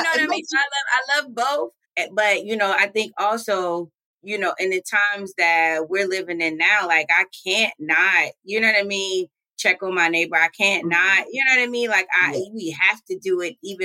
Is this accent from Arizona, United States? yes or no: no; Baltimore, Maryland, United States; moved away as an adult; also born or lived in Wilberforce, Ohio; now in Columbus, United States; I am from Baltimore, Maryland originally